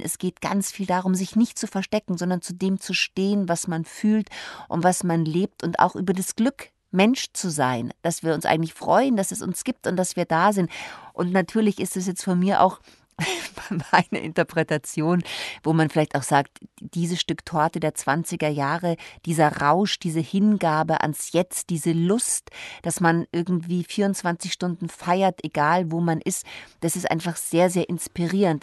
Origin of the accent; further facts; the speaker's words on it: Munich, Bavaria, Germany; moved away as an adult; now in Berlin, Germany; ich bin ja Münchnerin